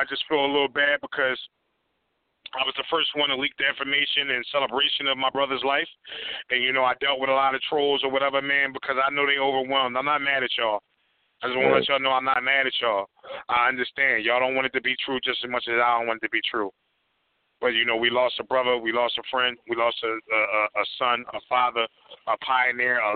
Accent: Philadelphia, Pennsylvania, United States; I'm from West Philly

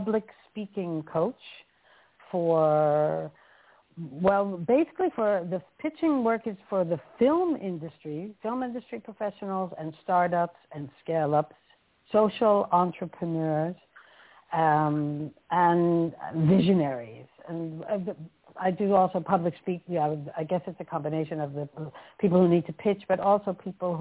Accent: New York, United States; moved away as an adult; now in Amsterdam, Netherlands; my journey took me from the States where I was born and raised in New York and the East Coast, and I've been in Amsterdam for more than 35 years

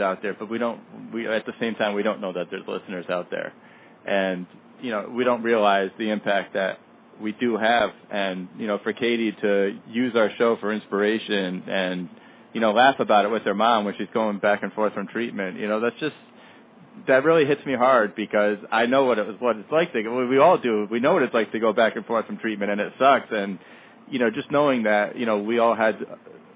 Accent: Danbury, Connecticut, United States; my hometown, Danbury, Connecticut

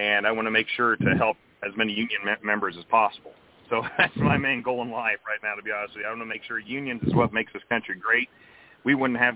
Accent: Northeast Missouri, United States; I was born and raised here in Northeast Missouri, and more or less my entire life I've been here

